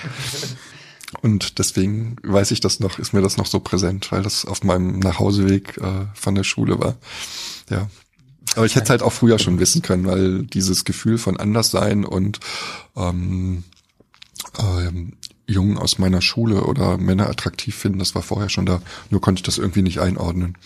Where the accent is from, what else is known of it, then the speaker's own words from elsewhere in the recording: Berlin, Germany; Also ich bin in Westberlin geboren, 1967, ganz im Westen der Stadt, fast am Stadtrand